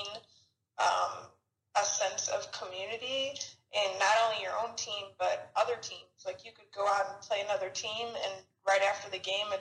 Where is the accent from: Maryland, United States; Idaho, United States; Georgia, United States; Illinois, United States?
Illinois, United States; Chicago; moved away as an adult; now in Arizona, United States; I'm originally from Chicago. I came out to Arizona to go to school at Arizona State